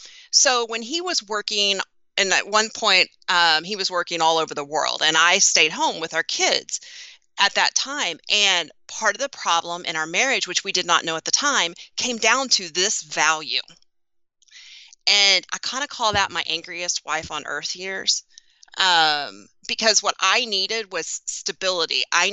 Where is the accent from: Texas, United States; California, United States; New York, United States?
Texas, United States; I feel like I should say howdy, Fire Nation, because I'm from Texas.